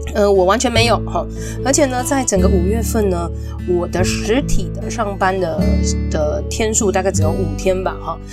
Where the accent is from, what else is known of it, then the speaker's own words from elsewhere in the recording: Taipei, Taiwan; 身为台北人